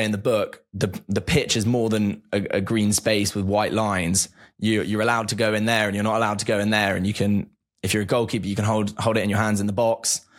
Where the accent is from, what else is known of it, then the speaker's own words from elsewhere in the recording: near the Chelsea training ground, South East England, United Kingdom; I grew up near the Chelsea training grounds.